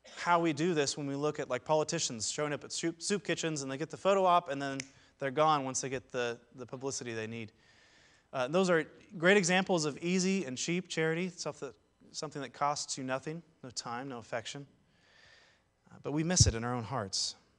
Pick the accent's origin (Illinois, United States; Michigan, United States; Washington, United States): Washington, United States; Seattle; now in Saint Louis, United States; I'm originally from Ballard, uh, home of the Ballard Locks and all sorts of Norwegian jokes